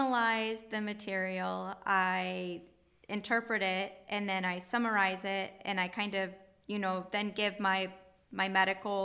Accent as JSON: {"language": "English", "town": "Oregon", "region": "Ohio", "country": "United States", "tie": "born or raised there", "also_born_or_lived": "Woodville, Ohio", "said": "I grew up in Oregon, Ohio. I lived near Maumee Bay and enjoyed riding my bike there with family and friends. And I lived there up until the seventh grade"}